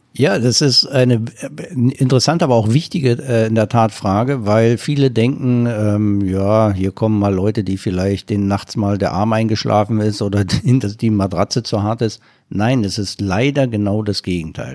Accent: East Germany, Germany; ich komme ja aus dem Osten

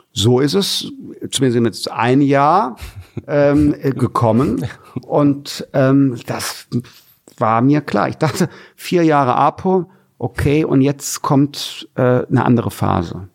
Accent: Germany; also born or lived in Wermelskirchen; wir Deutschen

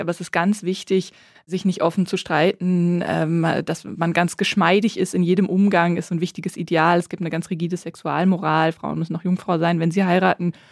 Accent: Bonn, North Rhine-Westphalia, Germany; Ich komme ja aus Bonn, also aus der Nähe von Köln

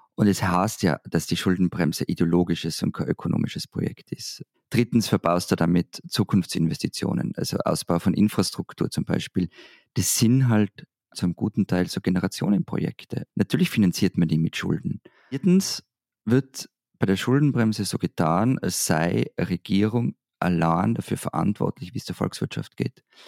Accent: Austria; Als Österreicher

